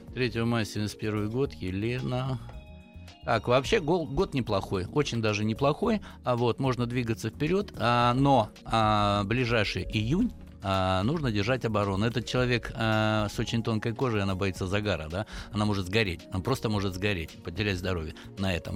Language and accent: Russian; the Urals, Chelyabinsk Oblast, Russia; я с Урала, из Челябинской области